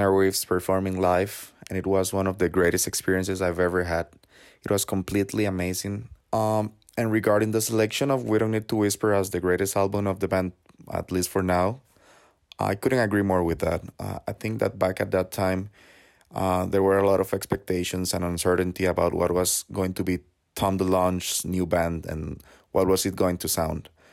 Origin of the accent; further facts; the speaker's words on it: Costa Rica; I'm from Costa Rica, and I actually flew back in October to L